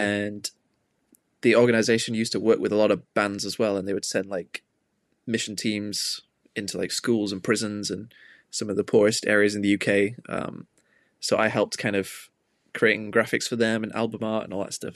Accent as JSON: {"language": "English", "town": "Manchester", "region": "North West England", "country": "United Kingdom", "tie": "born or raised there", "said": "growing up in Manchester, like, it's a big music city"}